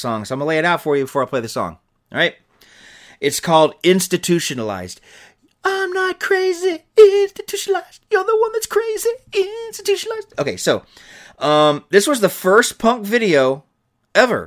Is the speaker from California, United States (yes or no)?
no; Georgia, United States; I grew up in Georgia